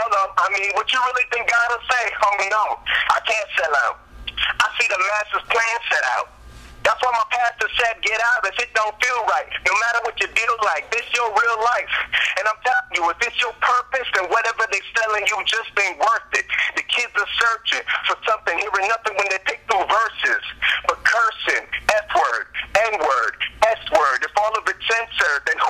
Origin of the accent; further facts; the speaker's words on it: Toronto, Ontario, Canada; I grew up in Toronto, Canada